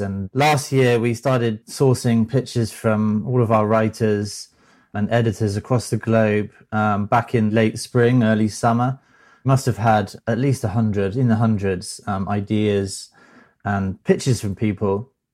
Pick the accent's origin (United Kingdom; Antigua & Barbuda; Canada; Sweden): United Kingdom; now in Thousand Oaks, United States; I'm a Brit